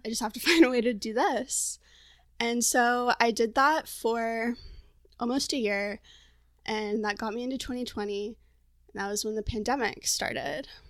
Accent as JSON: {"language": "English", "region": "Florida", "country": "United States", "also_born_or_lived": "Portland, Oregon", "moved": "as an adult", "lives_now": "San Diego, United States", "said": "I'm originally from Florida, and a year ago I moved to Portland, Oregon"}